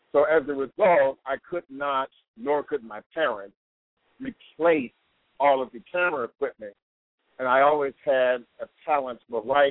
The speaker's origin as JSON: {"language": "English", "area": "Prince George's County", "region": "Maryland", "country": "United States", "tie": "born or raised there", "also_born_or_lived": "Washington, D.C.", "said": "that's where I grew up"}